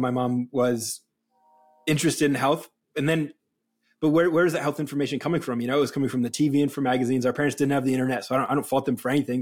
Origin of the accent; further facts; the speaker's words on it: New England, United States; now in Los Angeles, United States; I grew up in New England, and I, when I moved to Los Angeles